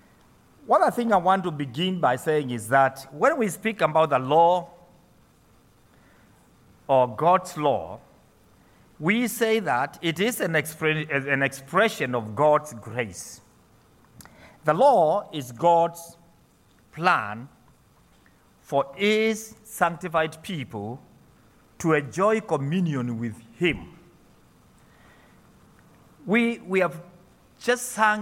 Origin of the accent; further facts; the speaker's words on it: Kenya; I come from Kenya. I'm an ordained minister in the Presbyterian Church there